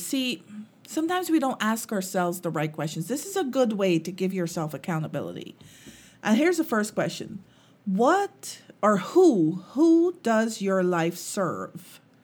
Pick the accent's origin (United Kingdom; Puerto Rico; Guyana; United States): Guyana; moved away; when I was growing up and, um, we lived in Guyana. I'm, I'm from Guyana